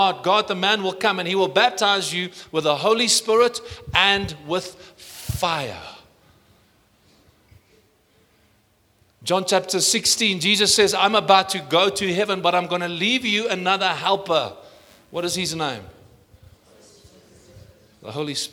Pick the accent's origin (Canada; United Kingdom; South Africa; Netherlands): South Africa; I'm South African